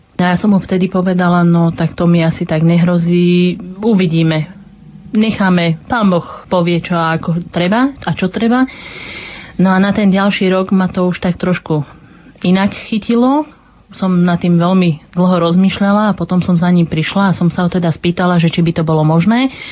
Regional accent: Smolenice, Trnava Region, Slovakia; moved away as an adult; now in Bratislava, Slovakia; Pracujem v zariadení domov a sociálnych služieb na Dubravskej v Bratislave, ale pochádzam zo Smoleníc

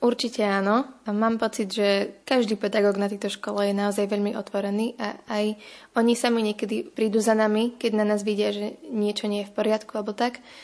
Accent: Nové Zámky, Nitra Region, Slovakia; som z Nových zámkov a od malička som vedela, že chcem ísť na konzervatórium

